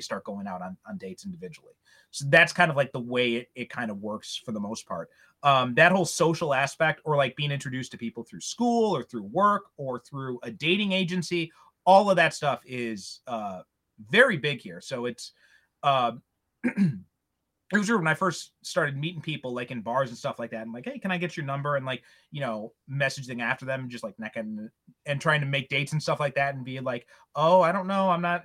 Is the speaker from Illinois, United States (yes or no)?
yes; Chicago suburbs, Illinois, United States; moved away as an adult; now in Japan; a guy from Chicago originally